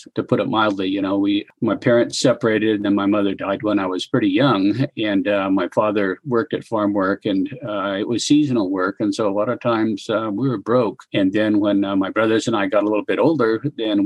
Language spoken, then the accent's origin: English; rural California, United States; now in Wyoming, United States; I grew up in rural California. I grew up in farm and ranch country